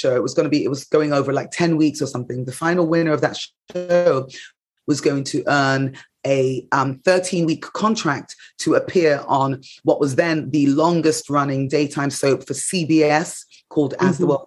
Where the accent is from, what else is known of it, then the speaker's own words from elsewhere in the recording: England, United Kingdom; moved away as an adult; now in United States; growing up in England